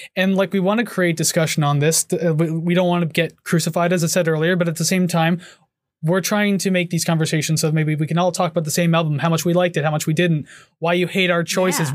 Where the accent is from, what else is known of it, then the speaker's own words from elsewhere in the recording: Hamilton, Ontario, Canada; I born and raised in Hamilton.